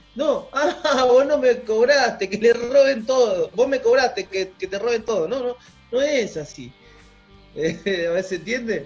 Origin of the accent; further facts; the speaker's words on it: Argentina; somos argentinos, tenemos la misma cultura